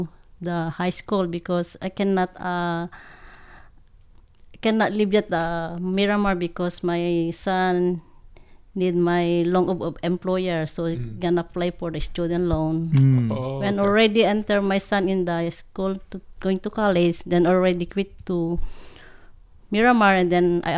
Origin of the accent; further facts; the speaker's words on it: Sarrat, Ilocos Region, Philippines; English is a second language; moved away as an adult; now in Hawaii, United States; I came from Philippines. I born and raised in there. In Sarat, Ilocos Norte, Philippines. I came here in Hawaii 1983.